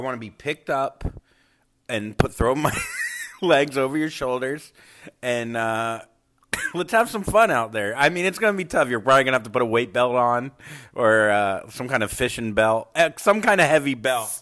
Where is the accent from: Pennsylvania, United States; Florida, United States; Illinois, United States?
Florida, United States; Port St. Lucie; where I grew up in Port St. Lucie, Florida, there were no Jews